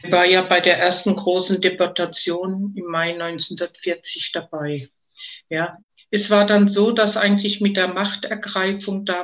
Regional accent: Heidelberg, Baden-Württemberg, Germany; bin 1950 geboren und zwar in Heidelberg und bin da auch aufgewachsen in der Pfaffengasse.

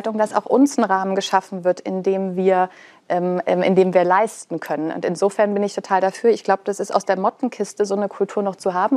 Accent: Black Forest, Baden-Württemberg, Germany; wir kommen ja beide aus dem Schwarzwald

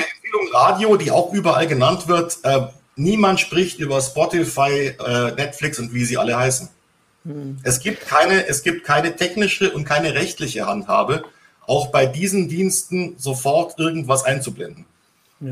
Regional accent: Bavaria, Germany; ich bin ja in Bayern aufgewachsen, also auf dem Land

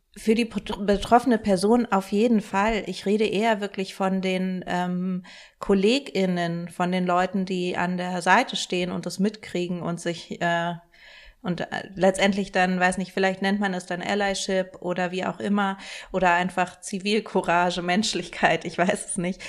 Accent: Germany; wir sind einfach in Deutschland auch alle in sehr rassistischen Denkstrukturen aufgewachsen

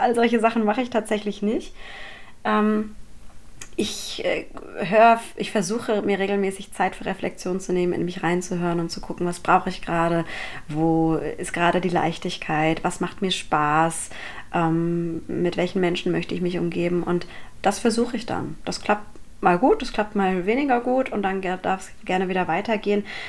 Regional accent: Mannheim, Baden-Württemberg, Germany; ich bin eine gebürtige Monomerin

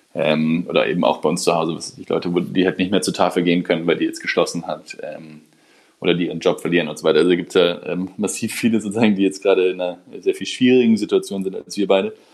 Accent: Germany; als Deutsche

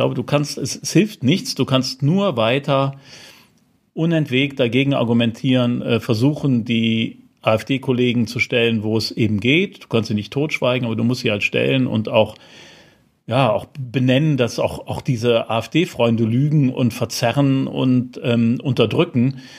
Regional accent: Rhineland, Germany; Jetzt bin ich Rheinländer, wie man ja weiß.

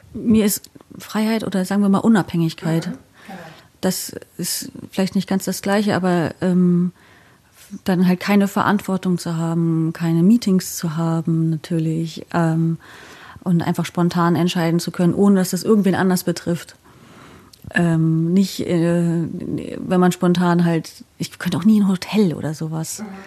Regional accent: Wismar, Mecklenburg-Vorpommern, Germany; moved away as an adult; now in Bielefeld, Germany; Ich komme von der Ostsee. Mhm. Ich bin äh, geboren in der Stadt, die heißt Wismar

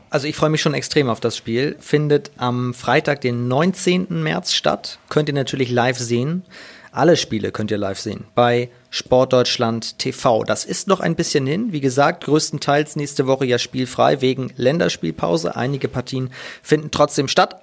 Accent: Hamburg, Germany; als Hamburger

